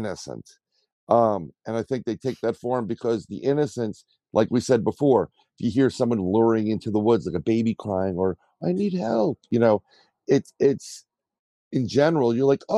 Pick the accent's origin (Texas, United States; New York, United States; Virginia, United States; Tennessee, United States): New York, United States; New York City; I grew up in the Bronx.